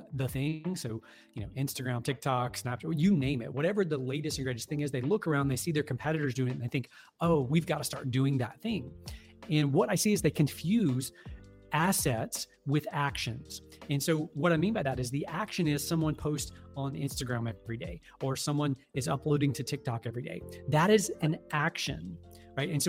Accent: the South, United States; I'm from the South down here, and it's the, you know, quote unquote Bible Belt

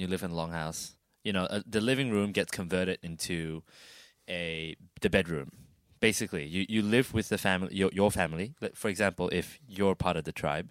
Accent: Sarawak, Malaysia; now in Australia; my birthplace, my hometown.

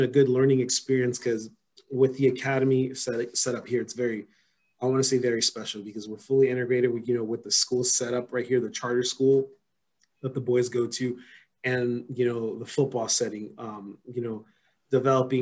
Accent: Los Angeles, California, United States; moved away as an adult; now in Philadelphia, United States; I'm originally from Los Angeles, California

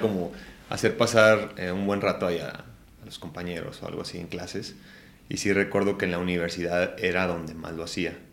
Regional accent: Ciudad Guzmán, Jalisco, Mexico; moved away; Nací en Ciudad Guzmán, Jalisco

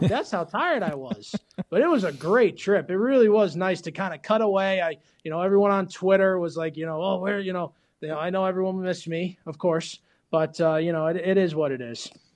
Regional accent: Florida, United States; I'm from Florida

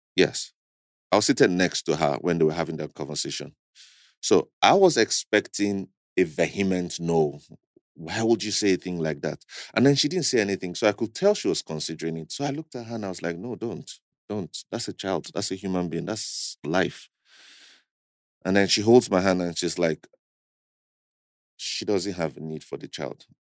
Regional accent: Kaduna State, Nigeria; also born or lived in Abuja; I was born in Kaduna State to Christian family

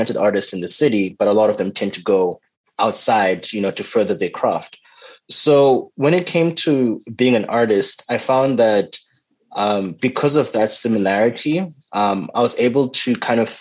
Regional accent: Zimbabwe; now in Canada; being from Zimbabwe

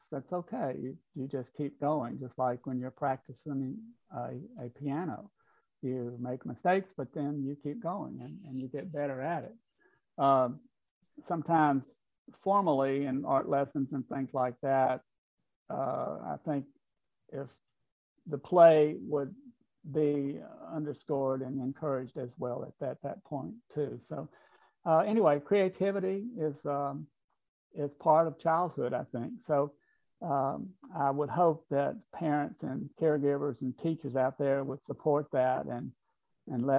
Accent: the Mississippi Delta, United States; growing up in the Delta

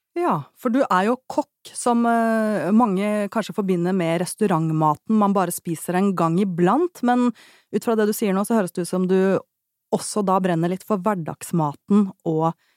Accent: Oslo, Norway; da jeg vokste opp i Oslo

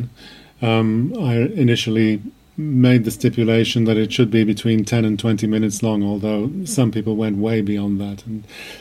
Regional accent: Wales, United Kingdom; also born or lived in The Hague, Netherlands; now in Belgrade, Serbia; I'm originally from Wales

